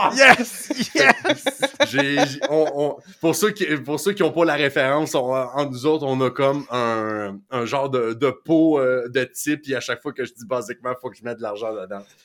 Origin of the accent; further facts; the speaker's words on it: Rouyn-Noranda and Amos, Quebec, Canada; chez nous à Rwanda et à Amos